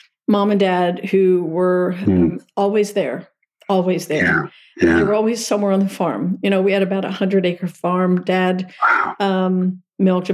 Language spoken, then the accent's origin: English; Lancaster County, Pennsylvania, United States; So I started out as a little Amish girl. Mom and Dad were horse and buggy Amish, and in Lancaster County, Pennsylvania. It's where it all started for me.